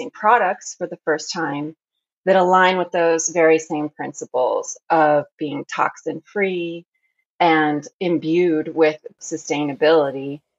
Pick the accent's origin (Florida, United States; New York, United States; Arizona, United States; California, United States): Arizona, United States; born there; also born or lived in France; now in Oregon, United States; I am living currently in Oregon, but I was born in Arizona. And in between those two states, I lived in France for a period of time.